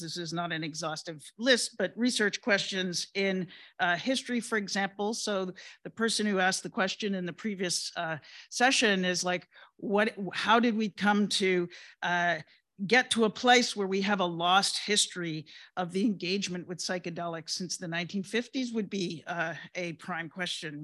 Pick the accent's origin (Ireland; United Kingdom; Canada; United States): United Kingdom; England; moved away; I was born in England and I grew up in England